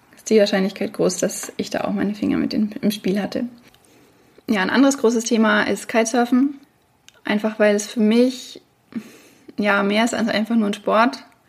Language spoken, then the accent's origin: German; Franconia, near Bamberg, Bavaria, Germany; moved away; also born or lived in Würzburg; ich komme aus Franken, aus der Nähe von Bamberg